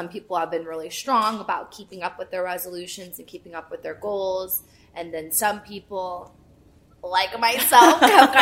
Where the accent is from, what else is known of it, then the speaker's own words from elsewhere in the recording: Los Angeles, California, United States; I was born in Los Angeles and I've been to Korea only 2 times in my life